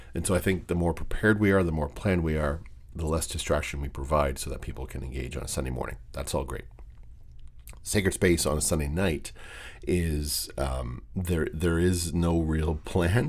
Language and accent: English; Windsor, Ontario, Canada; moved away; Windsor It's a very soft spot for me. It's, uh, it's my hometown. It's where I was born, where I was raised